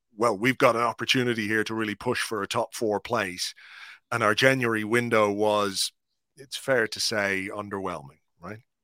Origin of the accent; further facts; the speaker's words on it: Ireland; as an Irishman